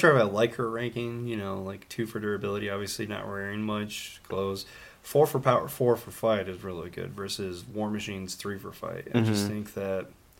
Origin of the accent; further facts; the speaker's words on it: Brooklyn, New York, United States; I'm a kid from Brooklyn. I'm going to be up every single time.